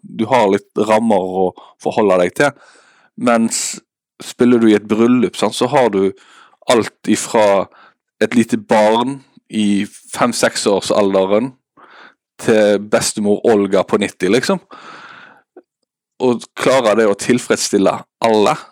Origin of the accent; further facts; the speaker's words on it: Western Norway, Norway; now in Eastern Norway; Uh, jeg sier det at jeg er en klimaflyktning med at jeg er fra Vestlandet og flytta til Østlandet.